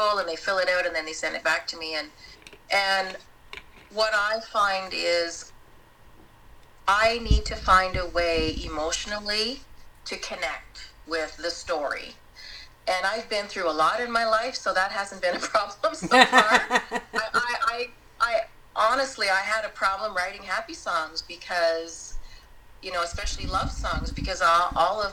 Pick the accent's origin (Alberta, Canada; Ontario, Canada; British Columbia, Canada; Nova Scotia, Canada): Ontario, Canada; Tweed; also born or lived in Ottawa; now in Leamington, Canada; I'm originally from Tweed, spent a lot of time in Ottawa, as I said, and then moved to Leamington 6 years ago